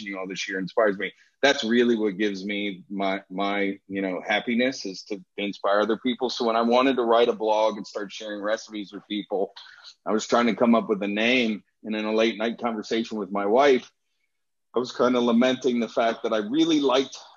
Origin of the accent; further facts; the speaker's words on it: Washington, District of Columbia, United States; also born or lived in Gulfport, Florida; now in Louisville, United States; I grew up in the restaurant business. I'm originally from the Washington, D.C. area.